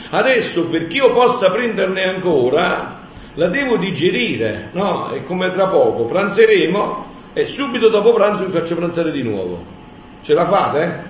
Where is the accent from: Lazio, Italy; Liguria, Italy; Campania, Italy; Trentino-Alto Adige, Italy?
Campania, Italy; io sono campano, da me si dice